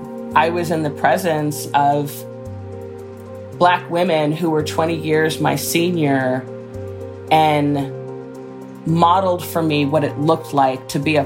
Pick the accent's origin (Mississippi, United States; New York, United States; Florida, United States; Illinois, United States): Illinois, United States; Chicago; I was born and raised in Chicago, and the whole connection to the Black Panther Party, I say, is I was born in 1966